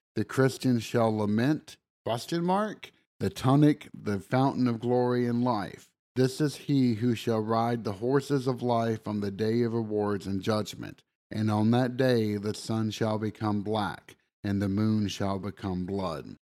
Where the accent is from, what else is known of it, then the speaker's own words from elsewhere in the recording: the South, United States; accent: southern; my southern accent